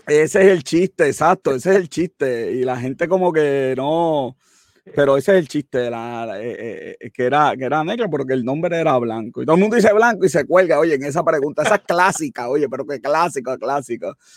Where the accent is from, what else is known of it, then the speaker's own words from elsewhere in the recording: Italy; mi tierra, Italia.